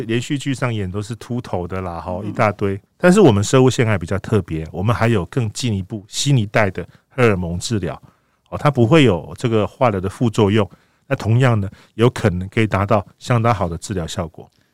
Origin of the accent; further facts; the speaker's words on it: Taiwan; 我们台湾人